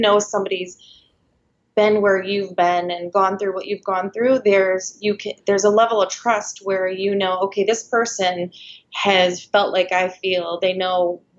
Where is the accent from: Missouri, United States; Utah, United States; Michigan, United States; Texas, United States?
Michigan, United States; moved away as an adult; now in Clearwater, United States; I am actually from Michigan.